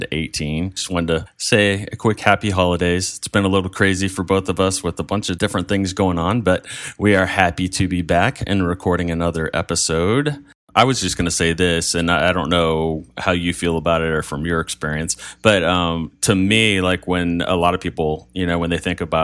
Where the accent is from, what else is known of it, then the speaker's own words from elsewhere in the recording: United States; we know we're very American in a lot of ways, even as Greek as Pete is. We know we're very American.